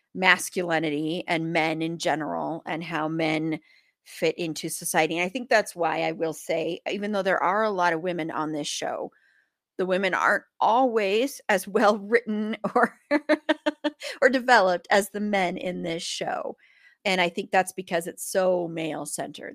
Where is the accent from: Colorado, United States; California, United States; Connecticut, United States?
Colorado, United States; I grew up in Colorado